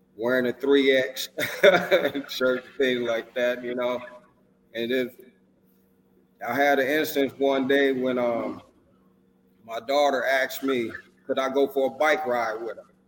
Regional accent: Racine, Wisconsin, United States; moved away; I'm originally from Racine, Wisconsin. That's where my boxing journey started

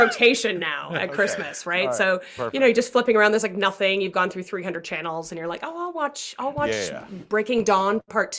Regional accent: Canada; Do you know I'm Canadian? I'm Canadian born.

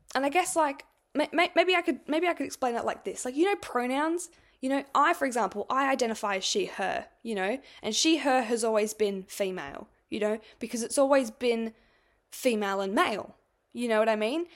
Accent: Adelaide, South Australia, Australia; I was born in Adelaide

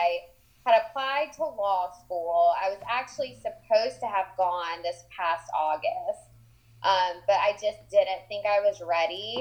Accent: Jacksonville, North Carolina, United States; I'm actually from a small town. It's a coastal town in North Carolina. It's called Jacksonville

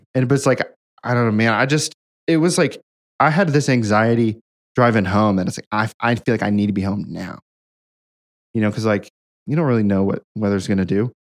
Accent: Hamilton, Ohio, United States; moved away; my hometown of Hamilton, Ohio

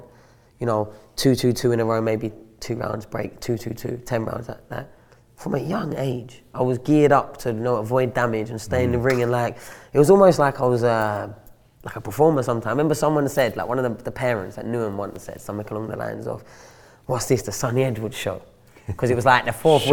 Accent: London, United Kingdom; moved away as an adult; also born or lived in Sheffield; I was from London, living in London still

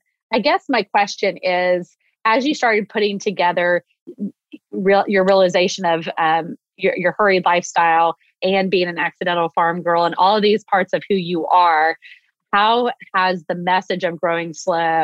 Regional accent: Texas, United States; I grew up in Texas

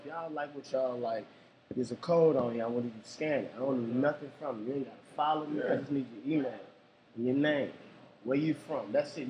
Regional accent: Baton Rouge, Louisiana, United States; now in Atlanta, United States; man. I'm a comedian. I'm originally from Baton Rouge, Louisiana.

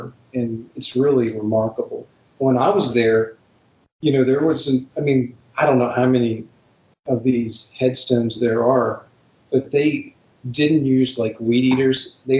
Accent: United States; Being an American, it's such a big part of our history, and not only our history, but history of the world.

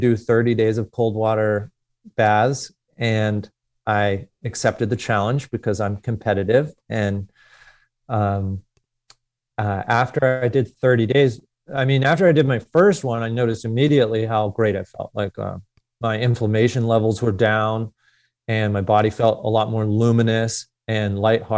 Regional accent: Philadelphia, Pennsylvania, United States; I grew up in Northeast Philadelphia as a competitive athlete

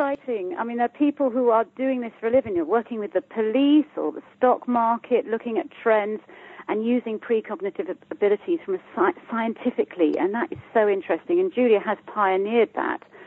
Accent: United Kingdom; I'm from the UK, as you can hear by my accent

